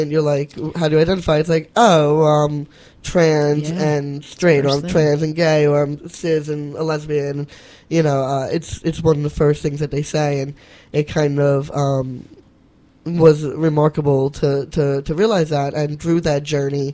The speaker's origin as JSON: {"language": "English", "town": "New York City", "region": "New York", "country": "United States", "tie": "born or raised there", "said": "I grew up in Whitestone, Queens"}